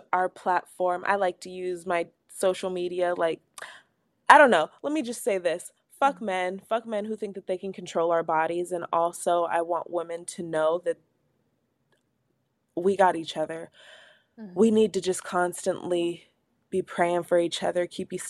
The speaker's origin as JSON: {"language": "English", "town": "Everett", "region": "Washington", "country": "United States", "said": "I'm from Everett"}